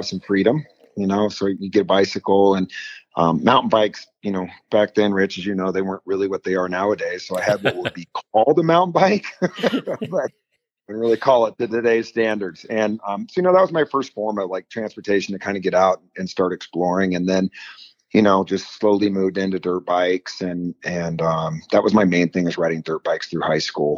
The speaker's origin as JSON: {"language": "English", "region": "California", "country": "United States", "tie": "born or raised there", "also_born_or_lived": "Oakland, California / Truckee, California", "said": "So I was born in Oakland, California. And then my parents moved to Lake Tahoe when I was 2 years old."}